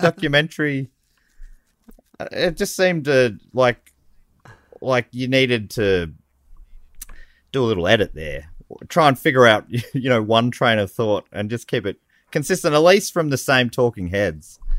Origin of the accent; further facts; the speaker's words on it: Moorabbin, Victoria, Australia; I grew up in Moorabbin.